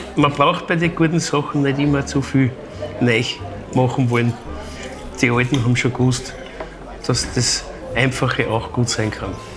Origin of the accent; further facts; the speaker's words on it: Vienna, Austria; bei uns in Wien sind wir halt bekannt für unseren Erdäpfelsalat